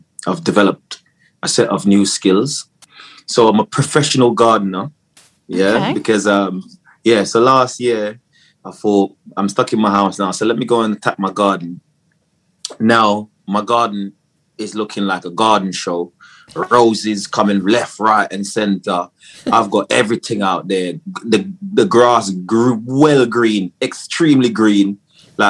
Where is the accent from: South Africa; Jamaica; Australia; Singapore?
Jamaica; moved away; I was born in Jamaica, so I grew up in Jamaica. And then I came over here to live with my dad.